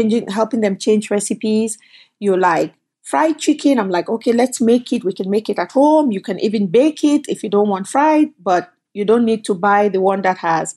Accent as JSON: {"language": "English", "country": "Cameroon", "also_born_or_lived": "Canada", "moved": "as an adult", "lives_now": "United States", "said": "I came from Cameroon, but I actually came from Canada. So I left Cameroon, went to college in Canada, and then left and came to the United States"}